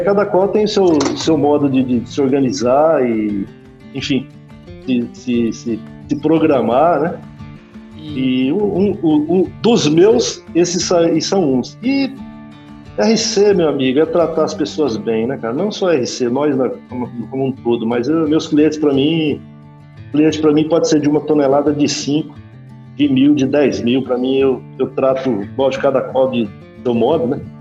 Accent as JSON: {"language": "Portuguese", "region": "north of Paraná", "country": "Brazil", "also_born_or_lived": "Gurupi", "moved": "as an adult", "lives_now": "Balsas, Brazil", "said": "eu sou do norte do Paraná"}